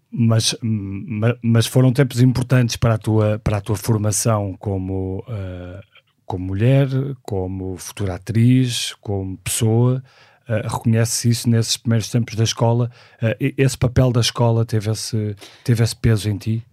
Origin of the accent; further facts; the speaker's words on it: Porto, Norte, Portugal; nasci no Porto em 1976